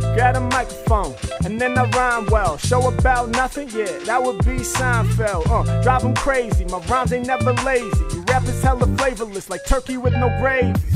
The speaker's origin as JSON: {"language": "English", "town": "Portland", "region": "Oregon", "country": "United States", "moved": "yes", "lives_now": "Los Angeles, United States", "said": "I'm from Portland, it's the Blazers"}